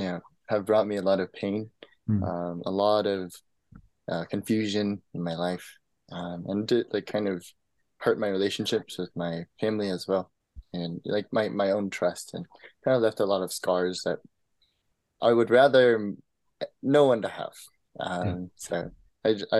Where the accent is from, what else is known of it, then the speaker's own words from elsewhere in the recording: Kansas City, Missouri, United States; I'm from Kansas City, Missouri